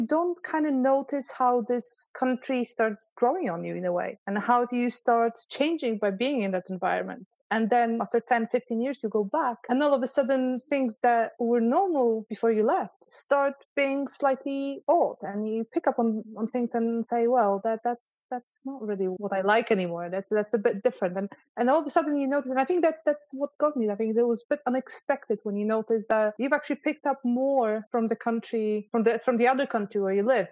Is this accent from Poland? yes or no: yes; Poland; also born or lived in London, United Kingdom; now in Geneva, Switzerland; coming from Poland and then having lived in London for over a decade